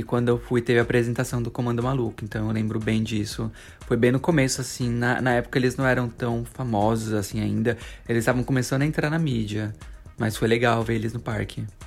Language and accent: Portuguese; São Paulo, Brazil; a gente vivia tudo em São Paulo. Os meninos são paulistas, eu e o Lércio somos paulistas